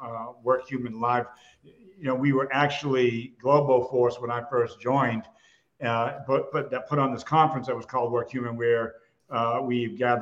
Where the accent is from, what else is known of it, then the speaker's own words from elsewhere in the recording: Massachusetts, United States; I was born and raised in Massachusetts